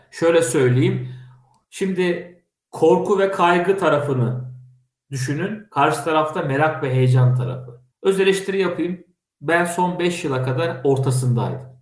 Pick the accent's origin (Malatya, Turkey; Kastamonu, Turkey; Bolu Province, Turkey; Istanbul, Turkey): Kastamonu, Turkey; Ben Kastamonluyum. Kastamonu çok güzel 19 tane ilçesi var. 1078 tane köyü var.